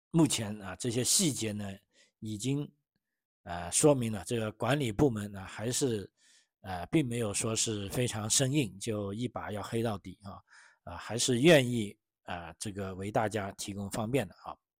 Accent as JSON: {"language": "Chinese", "country": "China", "moved": "yes", "lives_now": "Australia", "said": "我是来自中国的"}